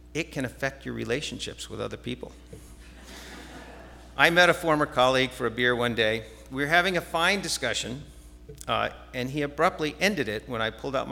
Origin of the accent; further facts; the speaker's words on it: New Jersey, United States; moved away; I grew up in New Jersey